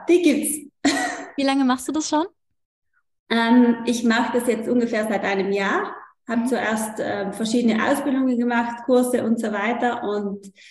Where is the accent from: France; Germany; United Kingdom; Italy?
Italy; Trentino-Alto Adige; Ich komme aus Südtirol